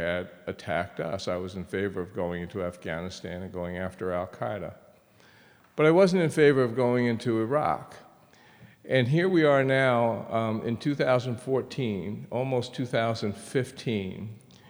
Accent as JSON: {"language": "English", "country": "United States", "tie": "born or raised there", "said": "My sister and I grew up in a period when it was probably the best time to be growing up in America"}